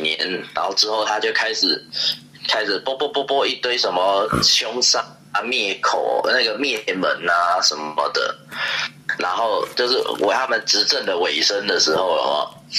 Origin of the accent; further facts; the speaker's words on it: Taiwan; 我们台湾 很怪，比较不会同情自己人。